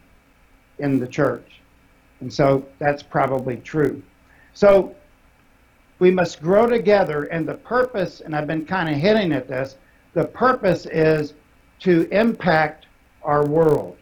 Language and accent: English; Ohio, United States; also born or lived in West Virginia; My family's from West Virginia. I am not. I was born in Ohio